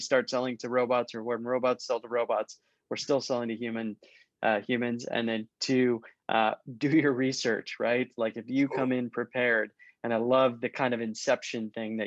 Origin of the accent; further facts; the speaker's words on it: Minnesota, United States; I'm from Minnesota